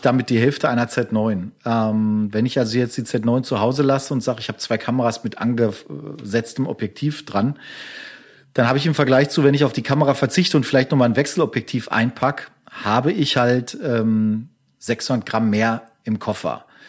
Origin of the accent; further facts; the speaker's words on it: Castrop-Rauxel, North Rhine-Westphalia, Germany; meiner Heimatstadt kassel rauxel